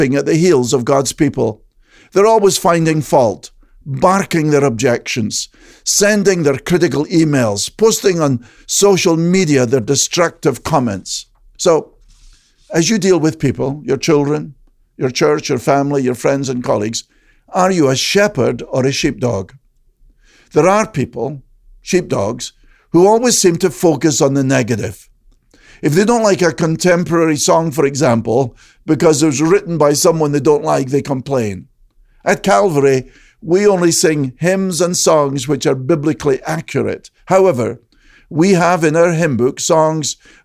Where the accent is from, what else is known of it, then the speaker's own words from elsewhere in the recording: Scotland, United Kingdom; the shepherds I knew growing up in Scotland